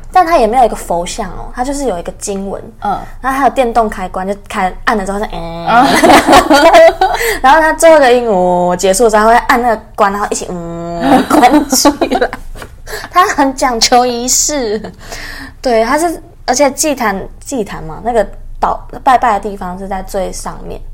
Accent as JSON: {"language": "Chinese", "region": "Changhua County", "country": "Taiwan", "moved": "yes", "said": "我是彰化人嘛， 那我回彰化的话，会有爸爸妈妈、哥哥、阿公、阿嬷，然后姐姐是住在离家不远的地方，也蛮近的"}